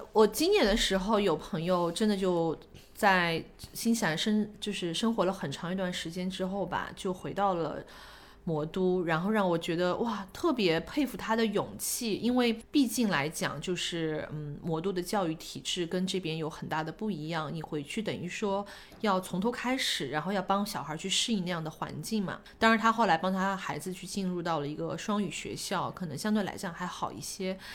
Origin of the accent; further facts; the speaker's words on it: China; now in New Zealand; 我们中国人